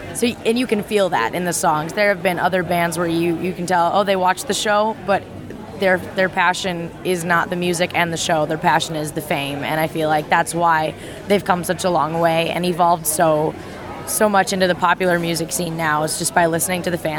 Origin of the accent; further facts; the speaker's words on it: Orlando, Florida, United States; I would stay down in Tampa, because I'm from Orlando, and make the two-hour drive